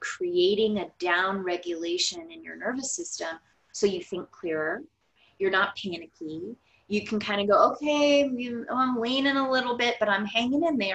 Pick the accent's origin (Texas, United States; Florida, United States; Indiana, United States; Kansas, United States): Florida, United States; we are from Florida